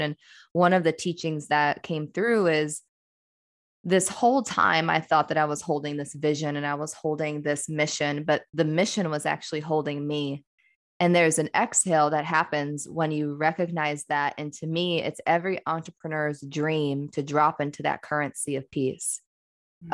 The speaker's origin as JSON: {"language": "English", "region": "Midwest", "country": "United States", "said": "I'm a woman from the Midwest"}